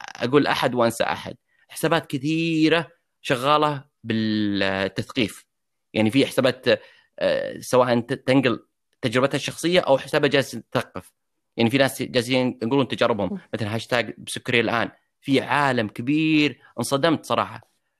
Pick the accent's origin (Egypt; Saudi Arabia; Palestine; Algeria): Saudi Arabia; also born or lived in United States; عندنا في السعوديه